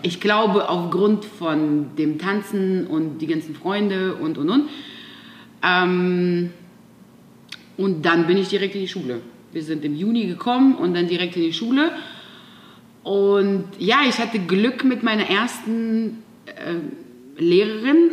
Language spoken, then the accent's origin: German; Siberia, Russia; moved away; ich bin in einem kleinen Dorf in Sibirien geboren